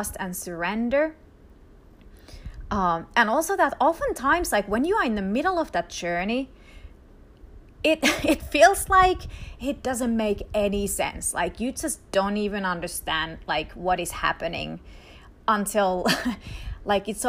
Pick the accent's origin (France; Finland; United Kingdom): Finland; first language Finnish; English is a second language; moved away as an adult; also born or lived in Israel; I grew up in Finland, quite literally at the Arctic Circle. And so my mother language is Finnish.